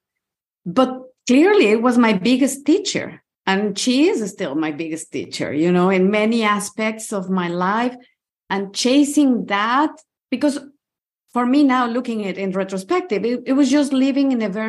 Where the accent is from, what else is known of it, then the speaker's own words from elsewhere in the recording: Mexico City, Mexico; moved away as an adult; now in Portugal; I grew up in Mexico City and I used to live in Mexico City.